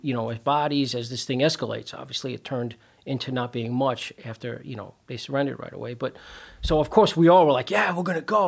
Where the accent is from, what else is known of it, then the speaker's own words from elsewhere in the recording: New York City, New York, United States; moved away as an adult; also born or lived in Long Island, New York / Chicago suburbs, Illinois; now in Chicago, United States; I'm originally from Brooklyn, New York. That's where I grew up.